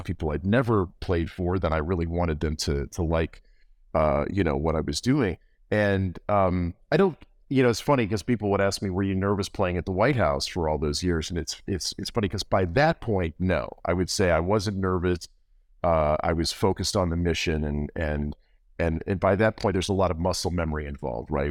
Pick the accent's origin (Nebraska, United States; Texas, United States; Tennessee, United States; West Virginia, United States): West Virginia, United States; Morgantown; born or raised there; also born or lived in Cleveland, Ohio